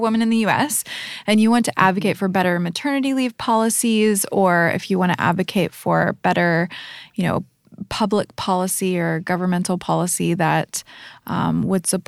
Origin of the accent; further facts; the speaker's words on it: United States; moved away; as an American living abroad